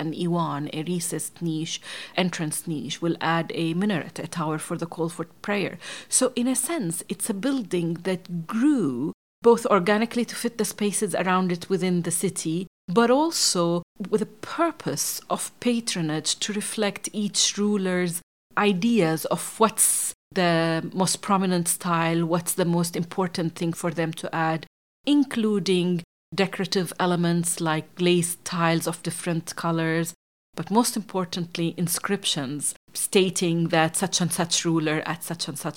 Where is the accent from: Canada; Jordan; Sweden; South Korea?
Jordan; I grew up in Jordan in the Middle East